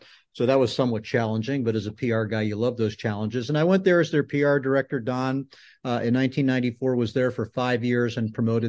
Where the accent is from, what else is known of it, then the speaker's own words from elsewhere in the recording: Boston, Massachusetts, United States; No, I grew up in the Boston area, Don, and New Englanders tend to go north and south.